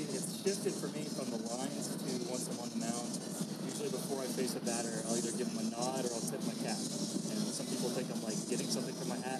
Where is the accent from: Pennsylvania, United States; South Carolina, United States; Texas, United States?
Texas, United States; Fort Worth; Fort Worth.